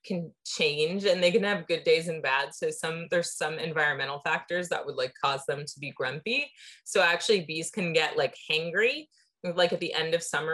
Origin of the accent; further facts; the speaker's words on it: San Diego, California, United States; when I moved back to my hometown of San Diego